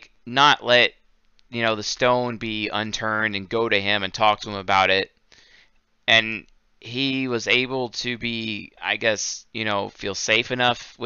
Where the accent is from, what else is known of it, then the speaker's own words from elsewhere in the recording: Seattle, Washington, United States; moved away; I'm from Seattle. I grew up there.